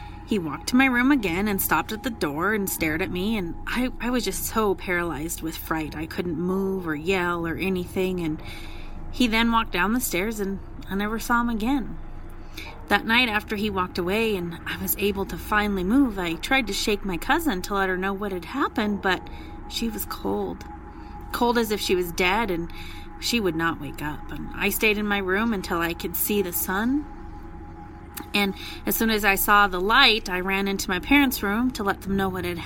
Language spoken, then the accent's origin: English; El Paso, Texas, United States; I'm from El Paso, Texas